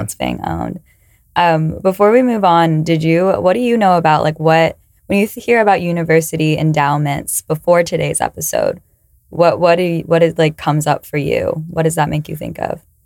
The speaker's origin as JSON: {"language": "English", "region": "California", "country": "United States", "said": "I'm from California"}